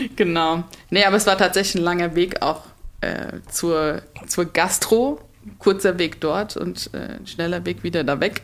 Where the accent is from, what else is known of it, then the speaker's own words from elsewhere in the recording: Mainz, Rhineland-Palatinate, Germany; ich komme ursprünglich aus Mainz, da wohne ich auch noch